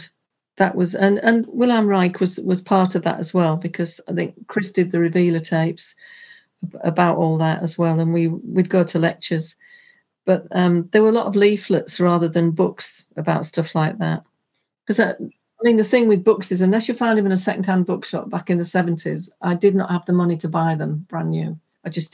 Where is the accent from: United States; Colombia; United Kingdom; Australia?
United Kingdom; Hull, Yorkshire and the Humber; there was a large park in my hometown and they had free festivals. And I knew a lot of the local bands, so I used to go along to these festivals with them. And then when they played outside of Hull